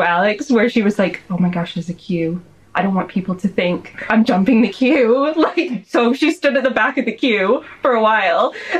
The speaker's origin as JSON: {"language": "English", "region": "Rhode Island", "country": "United States", "tie": "born or raised there", "also_born_or_lived": "Arizona / Sheffield", "moved": "as an adult", "lives_now": "Bath, United Kingdom", "said": "I grew up in Rhode Island."}